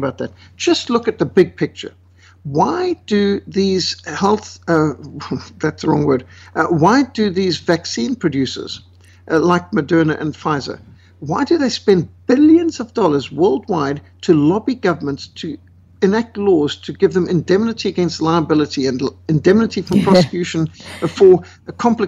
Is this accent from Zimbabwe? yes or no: yes; Zimbabwe; I was brought up in Rhodesia in Africa